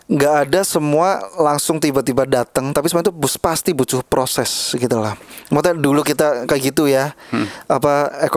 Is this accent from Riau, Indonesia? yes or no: no; Purwokerto, Central Java, Indonesia; Kan gue asli Purwokerto.